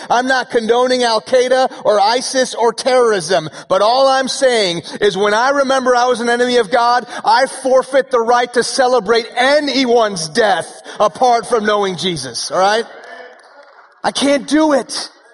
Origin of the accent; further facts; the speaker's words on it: Houston, Texas, United States; first language Persian; English is a second language; also born or lived in Iran / Dallas; now in Frisco, United States; I was born in Houston when I was two years old. My family moved to Iran uh, where my family is from